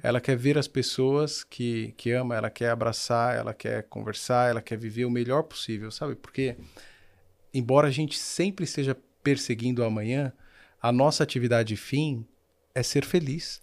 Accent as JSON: {"language": "Portuguese", "country": "Brazil", "said": "Eu vivo no Brasil, eu sou brasileiro"}